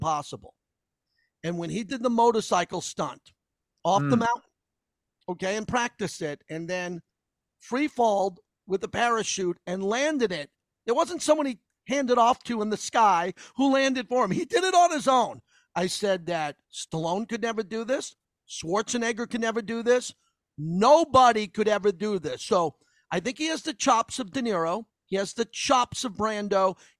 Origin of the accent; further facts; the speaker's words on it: Massapequa, New York, United States; Ron Kovic's from my hometown. A Massapequa.